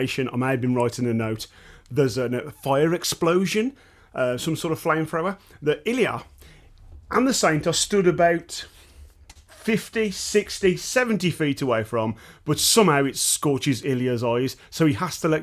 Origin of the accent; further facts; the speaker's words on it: Dudley, West Midlands, United Kingdom; I'm from Dudley in the West Midlands.